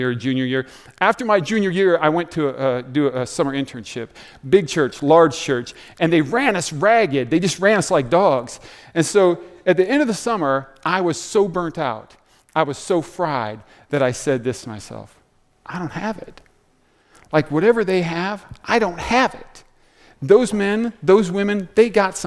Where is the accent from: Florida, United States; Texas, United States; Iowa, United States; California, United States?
Iowa, United States; Des Moines; I grew up in Des Moines, about 3 hours south here.